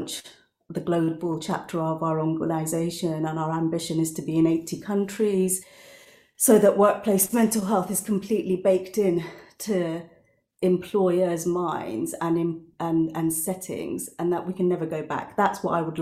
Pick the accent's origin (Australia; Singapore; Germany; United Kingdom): United Kingdom; I grew up as a British Bengali Muslim woman